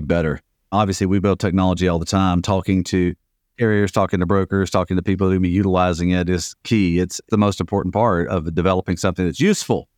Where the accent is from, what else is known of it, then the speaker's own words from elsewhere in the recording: the South, United States; I grew up in the South